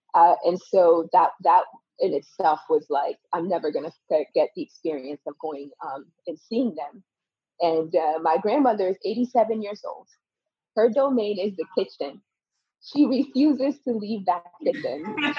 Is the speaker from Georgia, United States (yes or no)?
no; Connecticut, United States; also born or lived in Benin; I grew up in Connecticut from 10 till about 17 years old. I grew up in Connecticut